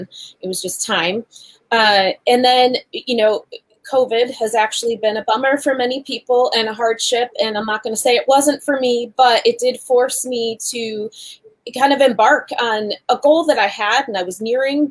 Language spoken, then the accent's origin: English; Western New York, United States; I'm from Western New York